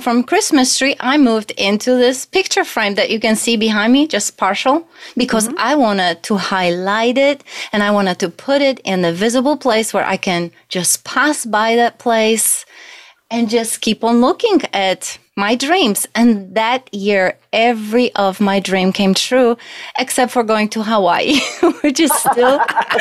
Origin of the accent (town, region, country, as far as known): Poland; English is a second language; moved away as an adult; now in United States